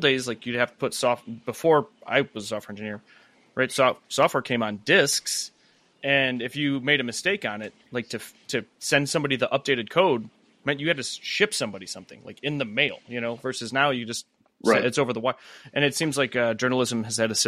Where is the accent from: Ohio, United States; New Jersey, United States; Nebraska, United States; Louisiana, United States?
Ohio, United States; Strongsville; now in Oklahoma, United States; I'm from a suburb of Cleveland called Strongsville